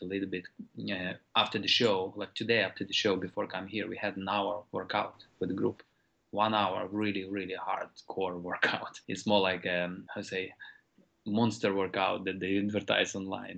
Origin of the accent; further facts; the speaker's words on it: Ukraine; moved away; these organizations that I grew up with in Ukraine